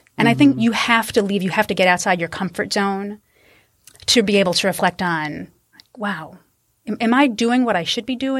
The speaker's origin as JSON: {"language": "English", "region": "New York", "country": "United States", "accent": "Long Island", "lives_now": "Michigan, United States", "said": "So now here I am 15 years later, living in Michigan. Mm-hmm. Trying to get rid of my Long Island accent."}